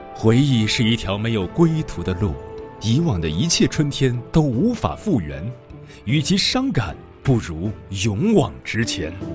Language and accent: Chinese; Hunan, China; 我老家湖南